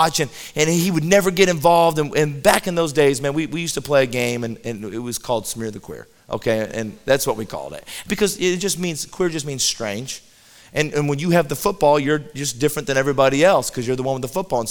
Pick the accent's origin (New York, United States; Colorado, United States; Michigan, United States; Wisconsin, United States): Colorado, United States; I grew up in Colorado